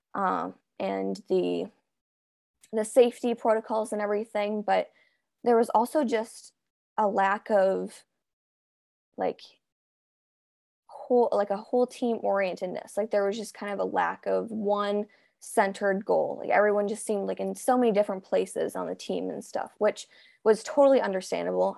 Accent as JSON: {"language": "English", "country": "United States", "said": "I'm a swimmer from the United States"}